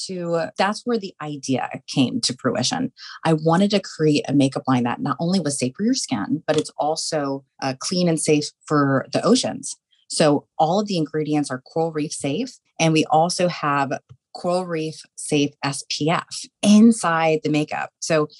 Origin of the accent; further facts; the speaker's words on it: Tampa, Florida, United States; I'm a born and raised Floridian. I was born and raised in Tampa. I'm a Tampa native